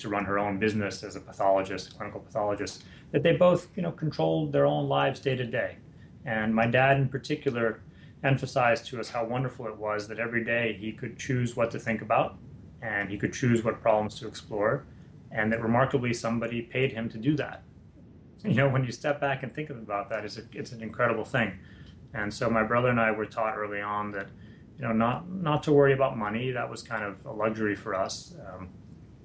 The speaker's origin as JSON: {"language": "English", "region": "New York", "country": "United States", "tie": "born or raised there", "said": "I'm a New Yorker, and I grew up there, was born there and raised there"}